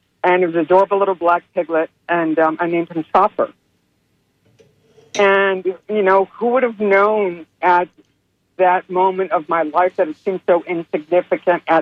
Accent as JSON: {"language": "English", "region": "South Florida", "country": "United States", "moved": "as an adult", "lives_now": "Bartow, United States", "said": "I'm actually from South Florida, and I moved here, Central Florida, in Bartow in 2005"}